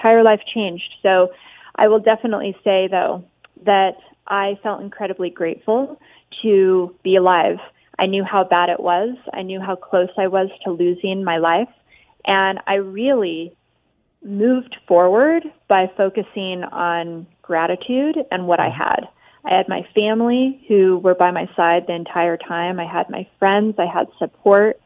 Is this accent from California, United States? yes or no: no; Las Vegas, Nevada, United States; I was growing up in Vegas